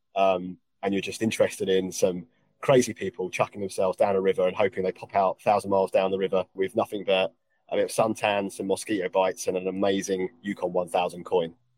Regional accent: England, United Kingdom; accent: English; my English accent

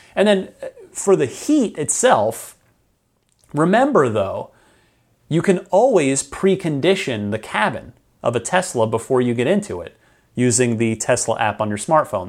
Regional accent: Arizona, United States; also born or lived in New Jersey; after my family, we all moved out to Arizona

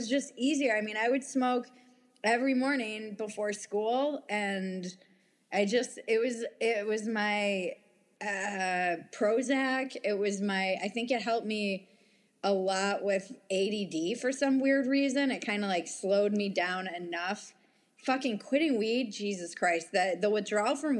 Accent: United States; I was from the States

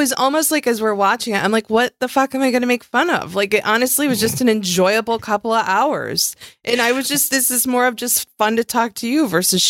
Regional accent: outside of Buffalo, New York, United States; I grew up outside of Buffalo

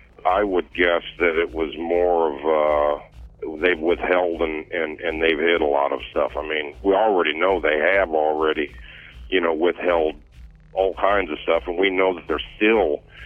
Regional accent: Bloomington, Illinois, United States; I'm from Bloomington

